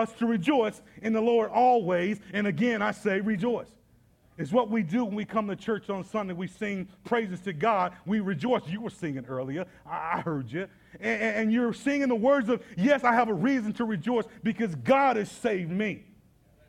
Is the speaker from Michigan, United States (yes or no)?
no; Atlanta, Georgia, United States; now in Indianapolis, United States; I'm from Atlanta with a whole lot more black people